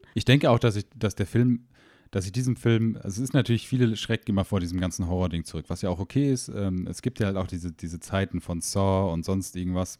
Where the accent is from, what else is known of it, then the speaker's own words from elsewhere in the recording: Germany; moved away; ich komme zwar ursprünglich aus der Nähe von Holland